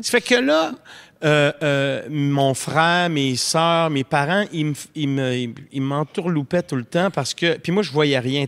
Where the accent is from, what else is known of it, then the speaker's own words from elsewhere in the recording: Montreal, Quebec, Canada; l'appartement de maison Maisonneuve, où je suis né, à Montréal